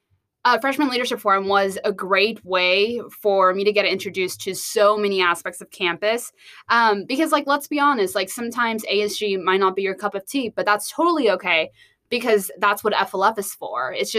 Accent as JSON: {"language": "English", "town": "Rogers", "region": "Arkansas", "country": "United States", "said": "I am from Rogers, Arkansas."}